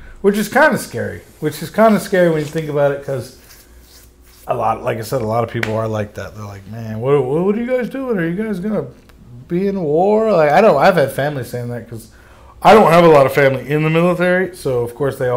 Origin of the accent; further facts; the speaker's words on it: Florida, United States; I'm from Florida